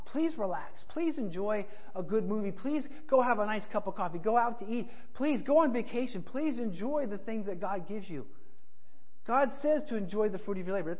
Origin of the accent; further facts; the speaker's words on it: Colorado, United States; I grew up in Colorado